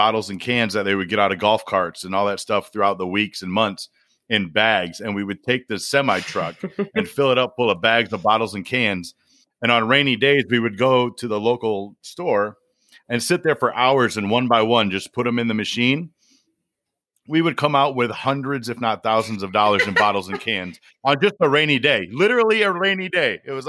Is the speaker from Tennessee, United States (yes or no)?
no; Michigan, United States; moved away; and I'm from Michigan.